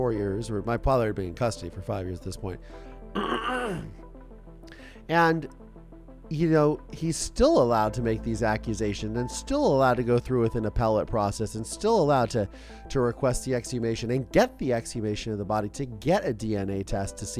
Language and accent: English; Ohio, United States; we're all from Ohio in the Midwest